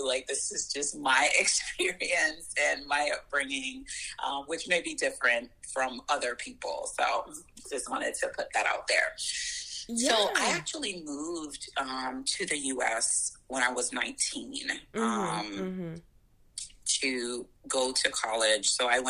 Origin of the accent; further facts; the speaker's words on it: Road Town, British Virgin Islands; moved away as an adult; also born or lived in St. Vincent and the Grenadines / Orlando, Florida; now in United States; So I was actually born in St. Vincent and the Grenadines, but I grew up in Tortola, British Virgin Islands.